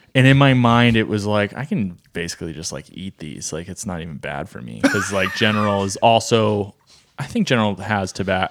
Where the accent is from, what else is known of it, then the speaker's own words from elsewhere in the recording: New England, United States; growing up in New England